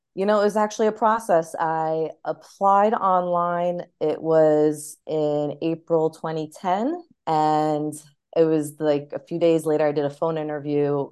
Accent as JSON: {"language": "English", "region": "New York", "country": "United States", "tie": "born or raised there", "also_born_or_lived": "Ohio / Los Angeles", "moved": "as an adult", "said": "being born and raised in New York, I always wanted to stay in New York"}